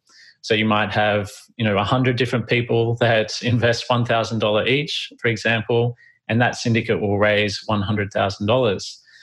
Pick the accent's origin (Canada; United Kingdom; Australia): Australia; the legal setup and structure would be very costly for me being an Australian citizen as well.